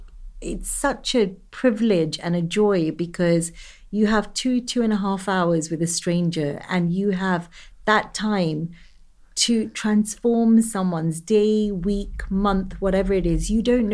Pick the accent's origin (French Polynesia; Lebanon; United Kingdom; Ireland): United Kingdom; I'm East African, Indian, I'm British.